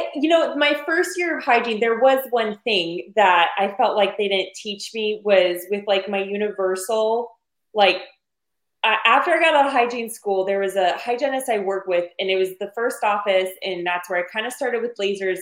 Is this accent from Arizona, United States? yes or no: yes; Arizona, United States; I'm from Arizona. I was born and raised on Mexican food